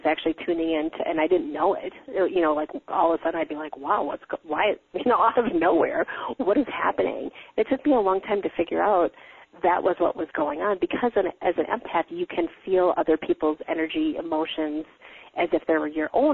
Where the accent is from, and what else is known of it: Wisconsin, United States; born or raised there